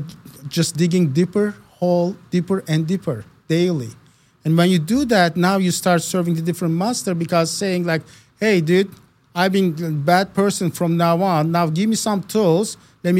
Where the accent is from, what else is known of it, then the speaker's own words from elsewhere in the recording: Istanbul, Turkey; English is a second language; now in United States; Born and raised in Istanbul, Turkey.